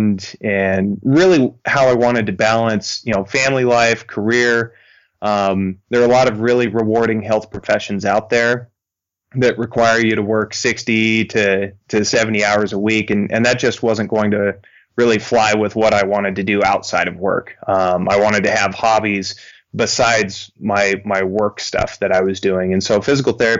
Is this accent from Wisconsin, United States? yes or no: no; Florence, Montana, United States; also born or lived in Rocklin, California / Billings, Montana; I was born and raised here in Western Montana. I went to high school in a small town south of Missoula here called Florence